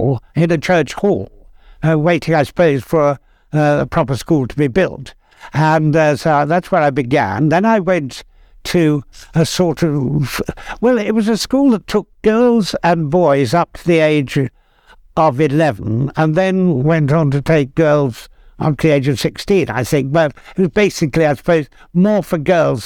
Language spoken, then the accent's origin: English; Edgware, London, United Kingdom; I've lived in the North London suburb of Edgware all my life.